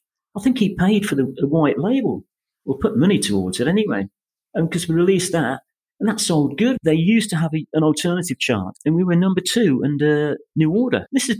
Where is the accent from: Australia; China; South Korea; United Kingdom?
United Kingdom; Coventry, West Midlands; moved away as an adult; also born or lived in United States; now in Spain; I was brought up in Wyken Avenue in Coventry.